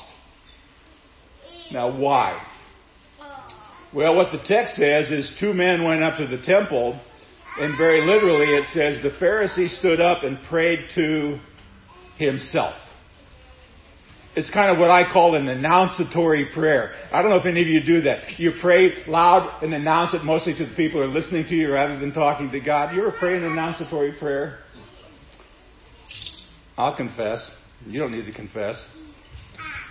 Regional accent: Seward, Nebraska, United States; growing up in Seward, Nebraska, at St. John's Lutheran School

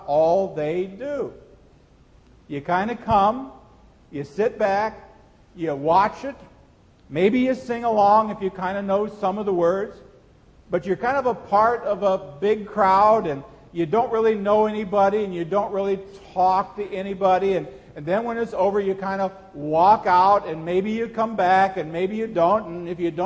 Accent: Seward, Nebraska, United States; When I was a teenager growing up in Seward, Nebraska

